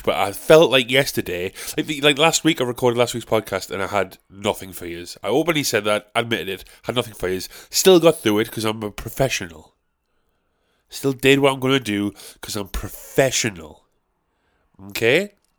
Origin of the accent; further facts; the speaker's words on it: South Shields, North East England, United Kingdom; I'm from South Shields. I live around the area of Westall